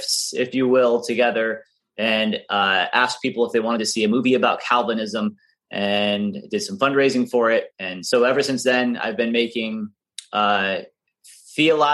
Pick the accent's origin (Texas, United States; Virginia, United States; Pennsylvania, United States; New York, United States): Pennsylvania, United States; moved away as an adult; now in Florida, United States; I grew up in Pennsylvania